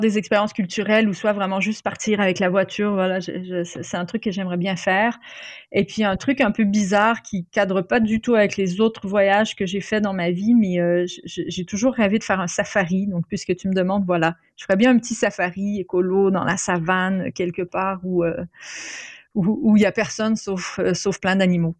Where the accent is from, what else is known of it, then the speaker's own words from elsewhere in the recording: Quebec, Canada; moved away; mon enfance euh, au Québec